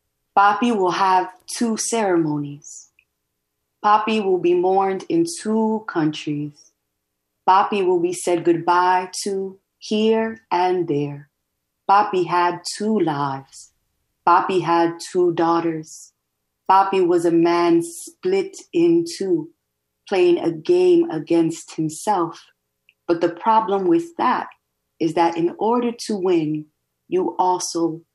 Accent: United States; accent: American; In the US, my accent and my skin color and my hair and just the cultural icons that I know or find important are not the same as what it seems like the mainstream lifts up. But then if I go to DR, like I'm the gringa cousin. I'm the one who has an American accent.

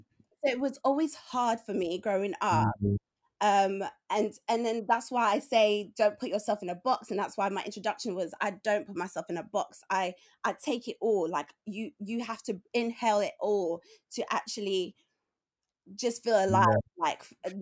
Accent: London, United Kingdom; because I grew up in, even though I grew up like in Tottenham and in Palmer's Green, I was with my black family a lot

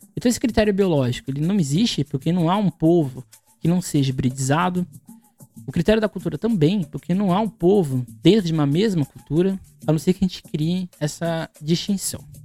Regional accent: Guarujá, São Paulo, Brazil; Sou do Guarujá no litoral de São Paulo

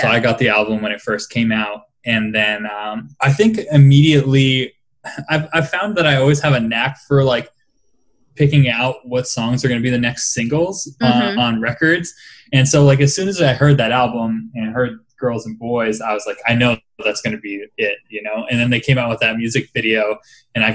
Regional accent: Rhode Island, United States; I grew up in Rhode Island

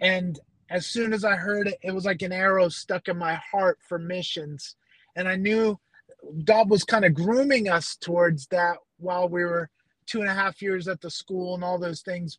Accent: upstate New York, United States; moved away as an adult; now in Philippines; I grew up in New York, upstate New York, about an hour north of New York City

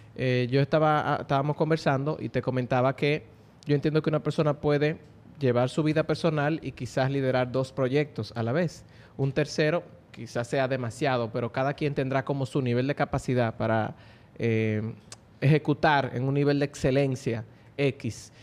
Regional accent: Dominican Republic

